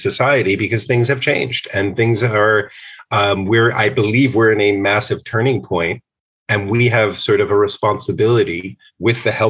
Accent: outside of New York City, United States; I grew up outside of New York City

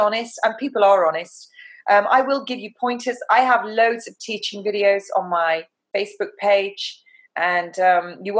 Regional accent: England, United Kingdom; I'm an English rose

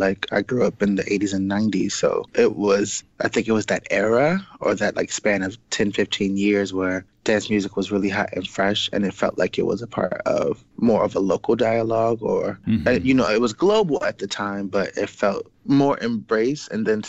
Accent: Chicago, Illinois, United States; born or raised there

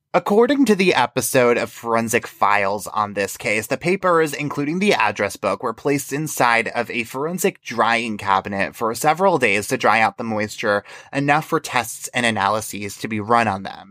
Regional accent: New York, United States; I'm from New York

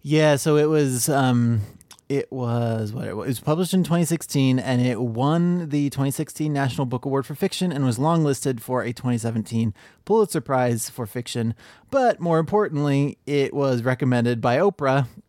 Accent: Ohio, United States; I grew up in Ohio

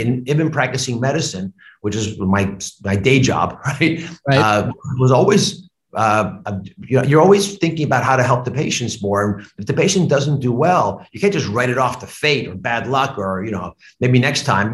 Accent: United States; also born or lived in Cleveland, Ohio; I grew up on the Delaware border with Pennsylvania

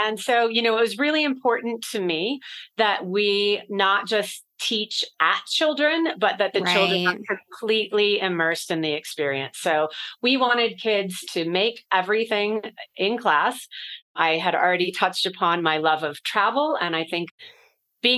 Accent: California, United States; now in Denver, United States; I live here in Denver, Colorado. I'm originally from California

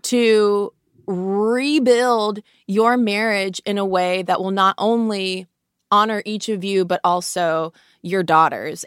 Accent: United States; we, as, as an American culture

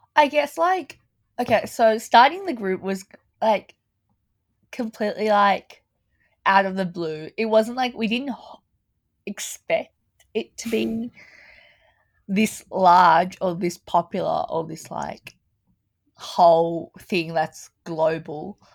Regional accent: Melbourne, Victoria, Australia; I was born in Australia, in Melbourne

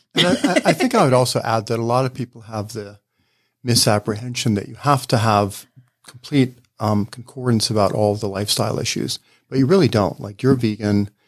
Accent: Ohio, United States; I grew up in Ohio, so there's a kind of Midwestern norm

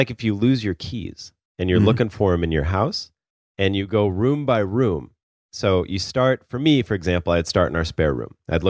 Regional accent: Sioux Falls, South Dakota, United States; moved away; a kid I grew up with in Sioux Falls

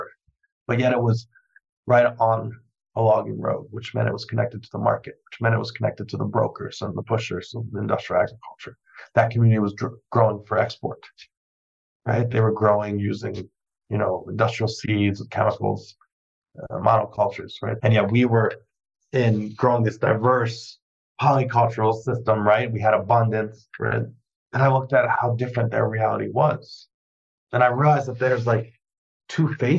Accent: New York City, New York, United States; growing up in New York City

